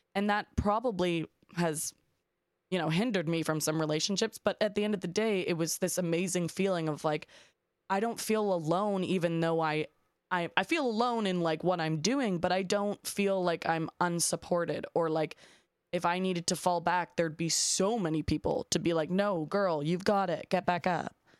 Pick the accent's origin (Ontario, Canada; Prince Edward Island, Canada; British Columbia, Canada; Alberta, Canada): Ontario, Canada; Toronto; I'm from Canada, I'm from Toronto